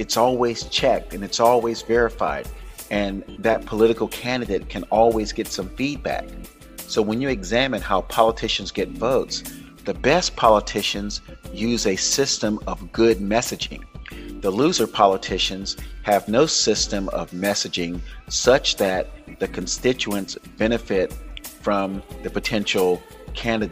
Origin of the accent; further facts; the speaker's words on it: Florida, United States; Florida, which is my home state, my birth state